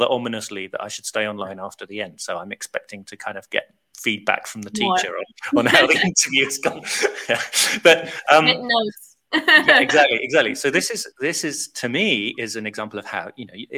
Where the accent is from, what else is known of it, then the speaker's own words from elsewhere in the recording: United Kingdom; I'm so British